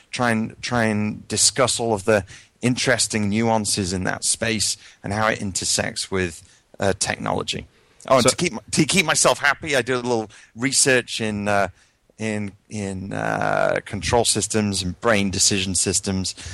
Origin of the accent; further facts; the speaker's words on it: United Kingdom; moved away as an adult; now in United States; my history background is I come from the UK, although my accent's a little mangled at this point, having lived probably 16 years in the US.